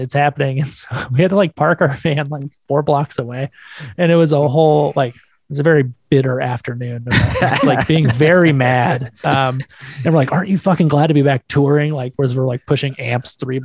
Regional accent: California, United States; I'm from California.

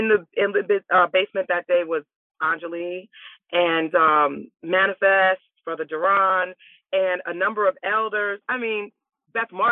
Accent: Richmond, Virginia, United States; I think I was 7 or 8 years old when I moved to Richmond. So Richmond is my hometown

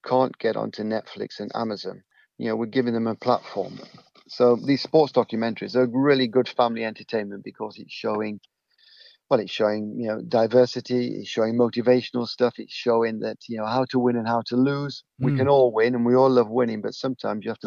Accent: Eastwood, East Midlands, United Kingdom; I'm from Eastwood

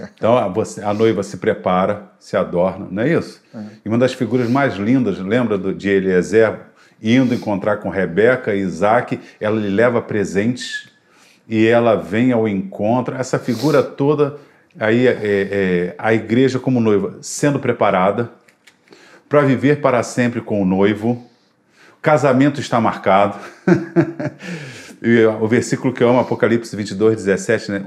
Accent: Brazil; Eu sou brasileiro

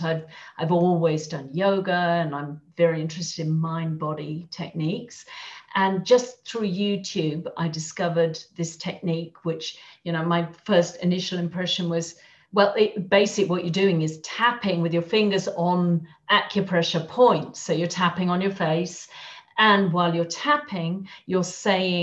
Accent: England, United Kingdom; moved away as an adult; also born or lived in London; now in Madrid, Spain; I'm English, although I live in Madrid

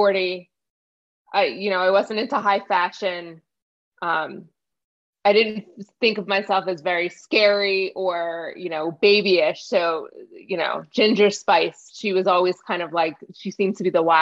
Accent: New Jersey, United States; I grew up in New Jersey, so sweet tea isn't really a thing

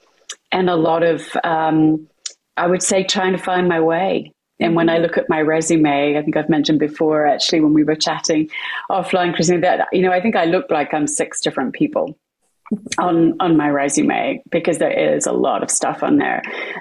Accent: West Midlands, United Kingdom; born there; I'm British. You'll hear that from my accent, though it does wander a little bit at times. So I was born in the middle of the UK, a very small village in Warwickshire, which is right in the centre of the UK

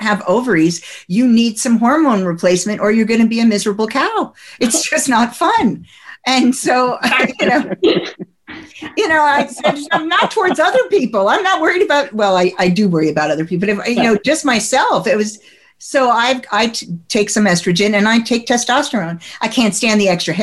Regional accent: New Jersey, United States; I come from New Jersey

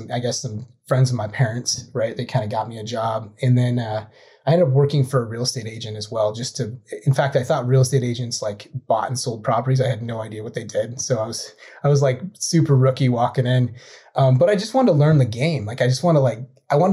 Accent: White Salmon, Washington, United States; moved away as an adult; I grew up in the Columbia Gorge. It's about an hour east of Portland, Oregon

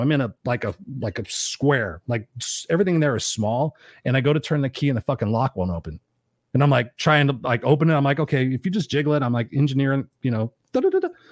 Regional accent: Southern California, United States

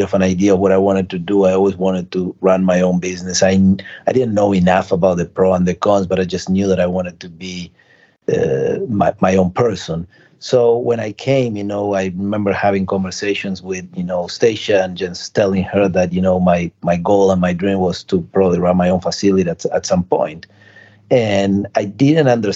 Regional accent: Argentina; now in United States; I was born in Argentina

